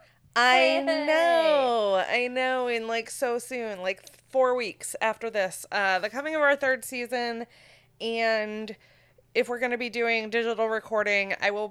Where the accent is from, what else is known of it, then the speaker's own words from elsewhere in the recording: Maine, United States; moved away; you had to go to fucking Bangor to get to JCPenney